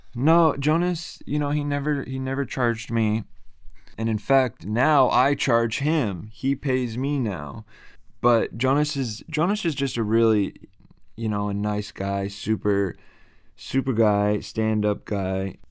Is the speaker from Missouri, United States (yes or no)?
no; Bay Area, California, United States; also born or lived in Japan; I am from Bay Area, California